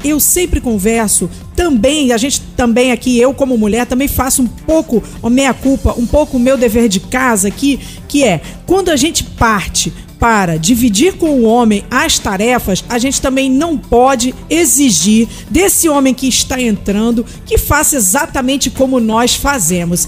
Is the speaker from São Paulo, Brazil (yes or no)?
no; Rio de Janeiro, Brazil; now in Brasília, Brazil; Eu que sou carioca